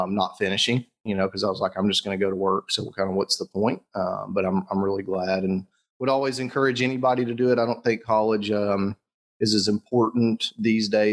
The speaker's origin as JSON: {"language": "English", "town": "Conway", "region": "Arkansas", "country": "United States", "tie": "born or raised there", "said": "I grew up in Conway, Arkansas, where … and I live currently"}